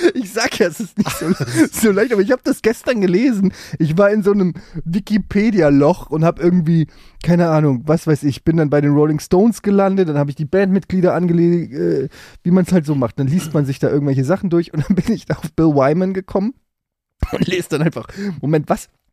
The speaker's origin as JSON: {"language": "German", "town": "Frankfurt am Main", "region": "Hesse", "country": "Germany", "tie": "born or raised there", "said": "in Frankfurt gab, wo ich groß geworden bin"}